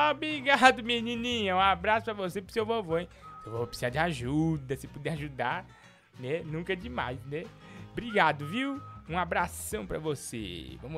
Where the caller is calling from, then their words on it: Londrina, Paraná, Brazil; Fala, Igor chamo …, sou daqui de Londrina, no Paraná.